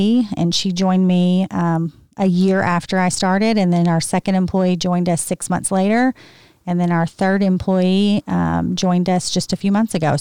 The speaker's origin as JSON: {"language": "English", "region": "Arkansas", "country": "United States", "tie": "born or raised there", "also_born_or_lived": "Memphis, Tennessee", "accent": "Southern", "moved": "yes", "said": "I was born in Arkansas."}